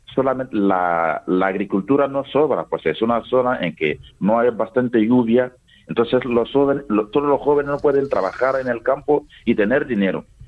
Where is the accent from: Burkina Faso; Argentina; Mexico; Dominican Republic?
Burkina Faso; Toma, Boucle du Mouhoun; Spanish is a second language; moved away as an adult; now in Albacete, Spain; yo nací en Tomá. Tomá es una de las 45 provincias que, que tiene Burkina Faso.